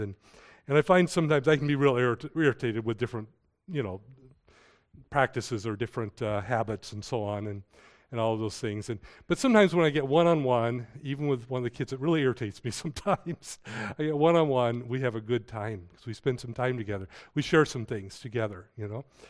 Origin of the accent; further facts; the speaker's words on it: United States; I was born here in the United States.